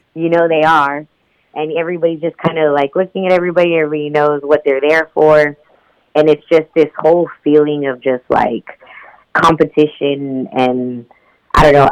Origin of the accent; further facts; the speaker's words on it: Houston, Texas, United States; I was born and raised in Houston, Texas